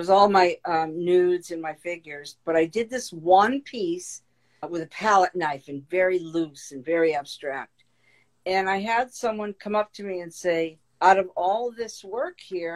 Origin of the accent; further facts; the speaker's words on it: Meriden, Connecticut, United States; my little world growing up in Meriden, Connecticut, blue collar town